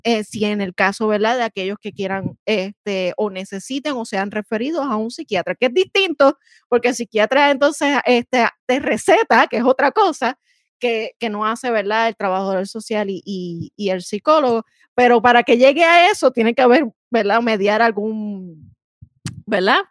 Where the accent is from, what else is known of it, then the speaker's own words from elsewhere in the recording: San Juan, Puerto Rico; yo soy Juanera, soy Juanera, la capital de Puerto Rico